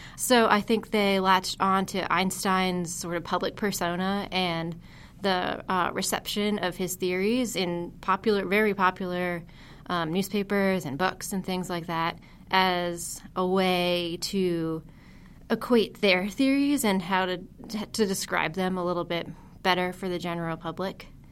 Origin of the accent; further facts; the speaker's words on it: Huntington, New York, United States; moved away; I worked as an education intern in my hometown museum, the Heckscher Museum of Art in Huntington, New York.